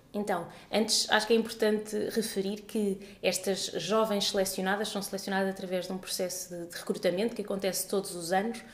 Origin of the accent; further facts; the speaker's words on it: Portugal; já nasci em Portugal, mas toda a minha família é, é de Moçambique